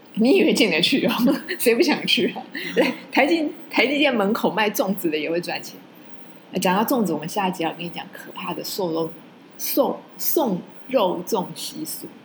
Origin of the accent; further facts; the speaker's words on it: Taiwan; 我们都在这里生长